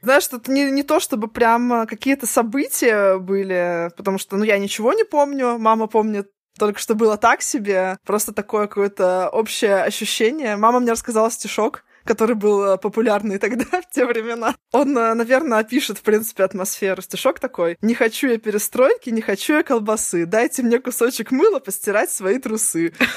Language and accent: Russian; Saint Petersburg, Russia; я же раньше тебя родилась по, на несколько месяцев, и вот у меня тоже есть что Ленинград, СССР